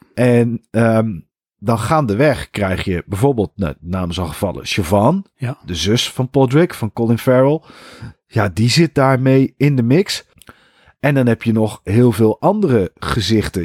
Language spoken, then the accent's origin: Dutch; Netherlands; wij Nederlanders